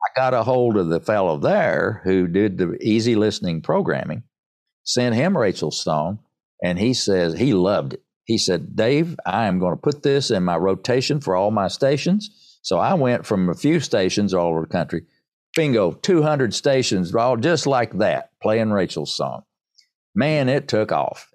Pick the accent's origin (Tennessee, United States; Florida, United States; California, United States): Tennessee, United States; Erwin; I'm a born and bred East Tennessee